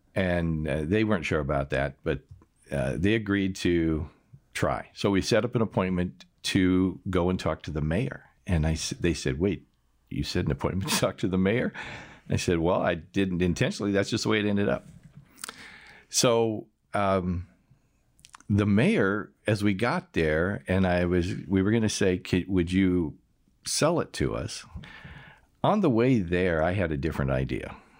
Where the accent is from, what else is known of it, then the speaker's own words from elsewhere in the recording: United States; moved away as an adult; now in Austria; I had an accent and found out I was from America